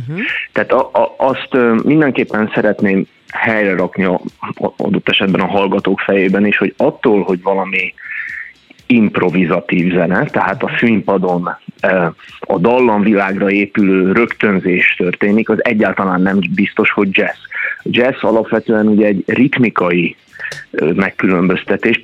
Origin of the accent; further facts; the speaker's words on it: Hungary; ahol én nőttem föl magyarként